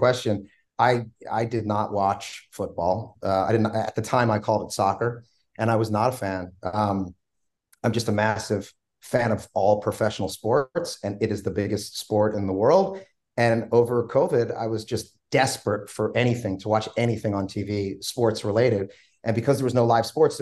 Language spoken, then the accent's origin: English; Philadelphia, Pennsylvania, United States; I grew up in South Philadelphia, about a mile away from the stadiums